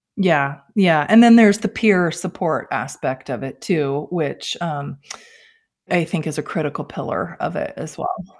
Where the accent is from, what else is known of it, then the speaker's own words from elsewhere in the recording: Bozeman, Montana, United States; moved away as an adult; I grew up in Bozeman, Montana, and, uh, left for college, jumped around